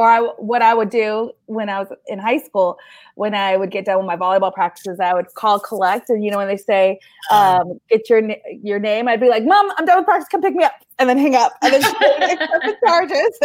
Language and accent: English; Northern California, United States; moved away; my tiny little hometown in Northern California, there is still a video store